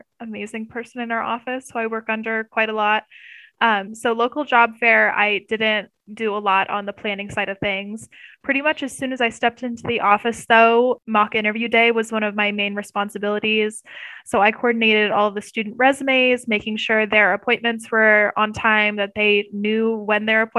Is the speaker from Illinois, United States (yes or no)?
no; Pleasantville, Iowa, United States; moved away; I grew up in Pleasantville, Iowa, which is a tiny, tiny town in like Southern Iowa